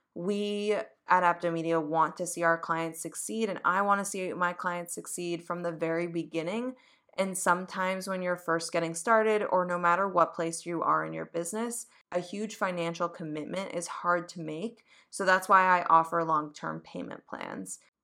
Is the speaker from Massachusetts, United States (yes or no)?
yes; Boston, Massachusetts, United States; now in New York, United States; coming from New York and I grew up in Boston